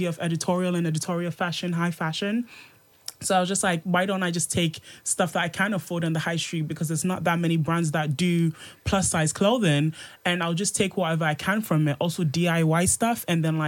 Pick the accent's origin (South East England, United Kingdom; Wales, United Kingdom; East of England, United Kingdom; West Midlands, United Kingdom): West Midlands, United Kingdom; Birmingham; moved away as an adult; also born or lived in Ghana; now in London, United Kingdom; I'm like from Birmingham via Ghana